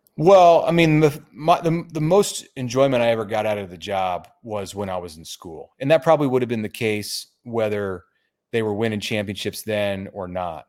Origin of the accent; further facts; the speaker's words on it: Omaha, Nebraska, United States; I'm from Omaha, and, uh, Nebraska grad. I've lived here through all my years